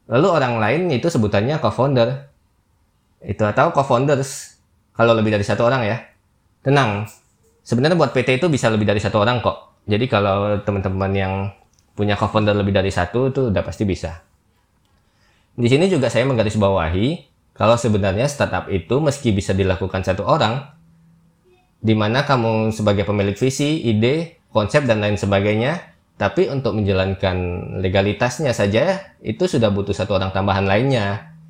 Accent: Jambi, Indonesia; now in Jakarta, Indonesia; Saya pun perantauan juga dari Jambi, kalau nggak berlabuh di Jakarta, pasti knowledge tentang dunia startup sewaktu di daerah itu ya biasa aja sih

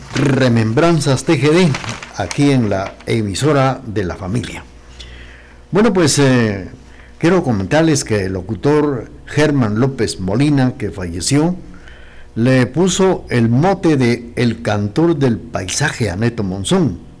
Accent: Guatemala; nuestra Guatemala

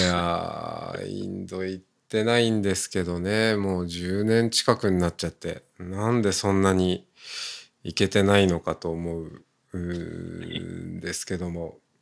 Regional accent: Hokkaido, Japan; moved away; もともと出身が私も田舎、まあ、北海道ですけど

